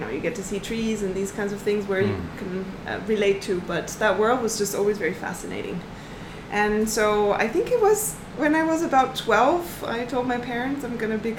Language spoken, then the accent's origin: English; Southern Germany, Germany; born there; Actually, I come from a landlocked place. So I was born in Germany.